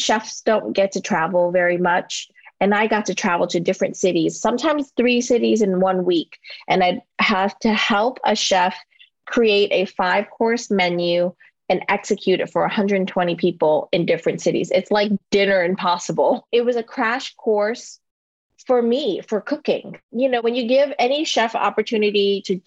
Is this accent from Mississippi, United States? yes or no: no; Louisiana, United States; moved away as an adult; now in New York, United States; Growing up in Louisiana